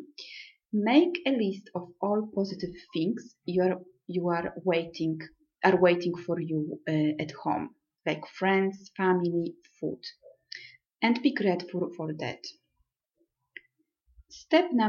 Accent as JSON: {"language": "English", "country": "Poland", "also_born_or_lived": "Milan, Italy / Manchester, United Kingdom", "moved": "yes", "lives_now": "Rome, Italy", "said": "I am from Poland, but I lived and studied in Italy and Milan for many years, so I consider Italy my second home."}